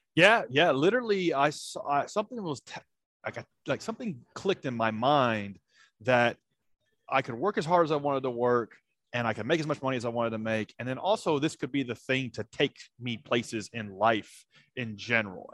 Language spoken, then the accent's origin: English; Nashville, Tennessee, United States; grew up around Nashville, Tennessee